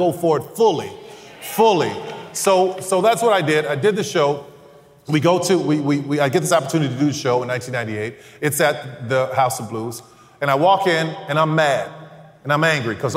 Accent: New Orleans, Louisiana, United States; I'm from New Orleans

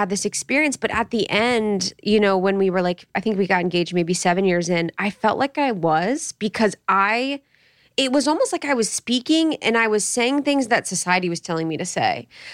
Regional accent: Ohio, United States; I'm from Ohio

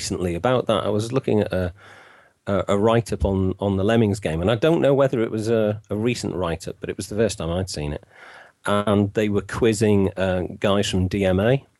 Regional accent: Wales, United Kingdom; I'm actually Welsh. To the age of 9 or 10, I was taught in Welsh

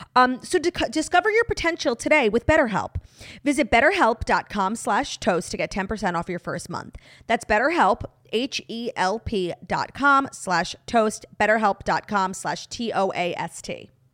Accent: United States; born in the U S

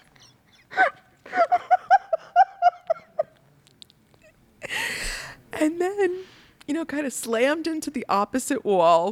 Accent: United States

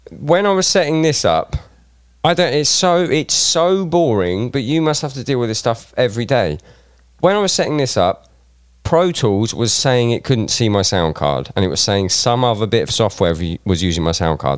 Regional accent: Reading, South East England, United Kingdom; I'm from Reading

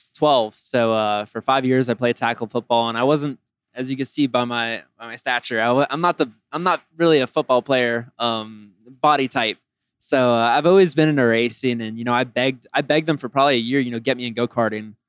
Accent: Miami, Florida, United States; I'm originally from Miami, Florida

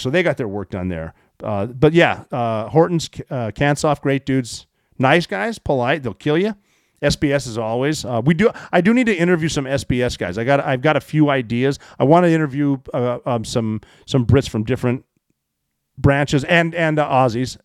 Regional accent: Montana, United States; where I grew up in Montana

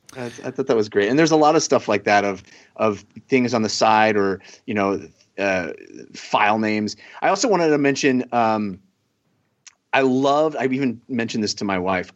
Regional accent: Bay Area, California, United States; the stations I grew up watching in the Bay Area

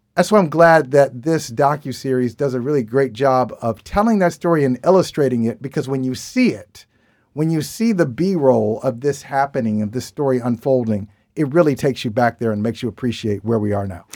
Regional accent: Midwest, United States; now in Boston, United States; I grew up in the Midwest

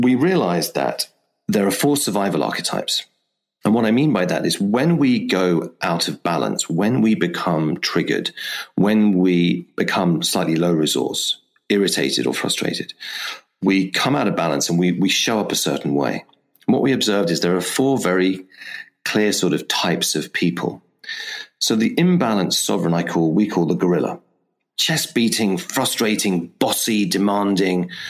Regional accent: England, United Kingdom; because I am English after all

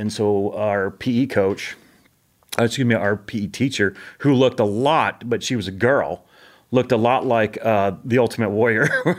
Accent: Monterey, California, United States; born there; also born or lived in Japan / Spain / Guam / Bakersfield, United States; So I was born in California, and then literally 2 weeks later, Monterey, 2 weeks later, my dad gets orders to Japan.

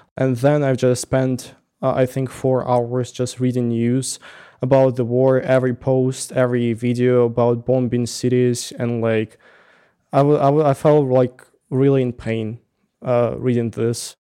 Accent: Russia; English is a second language; moved away as an adult; now in Tbilisi, Georgia; I'm saying from Russia

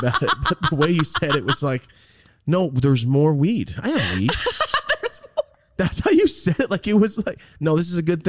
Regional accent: Merced, California, United States; Cause like me, I'm from Merced. It's fucking gang town, but I never joined no gang.

